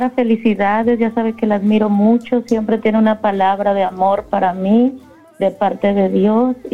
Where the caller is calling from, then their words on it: Arlington, United States; De Arlington.